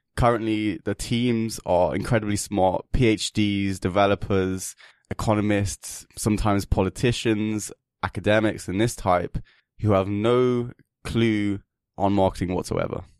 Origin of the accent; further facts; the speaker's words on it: England, United Kingdom; now in Kiev, Ukraine; I'm English, and, uh, I just happened to find myself here in this beautiful country, and I'm currently living here